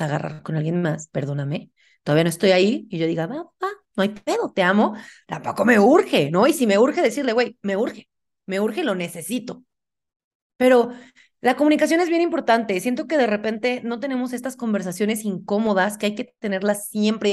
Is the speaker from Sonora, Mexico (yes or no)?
no; Puebla, Mexico; now in Mexico City, Mexico; vivo en Ciudad de México, pero yo soy de Puebla